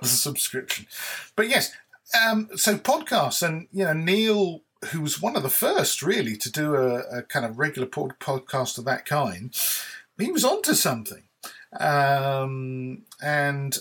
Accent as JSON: {"language": "English", "country": "United Kingdom", "said": "I'm British"}